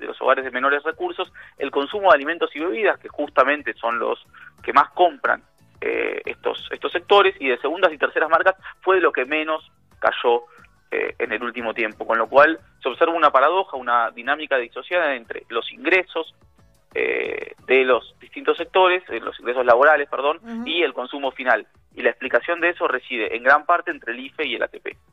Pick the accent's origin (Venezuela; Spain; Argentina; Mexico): Argentina; nosotros, los argentinos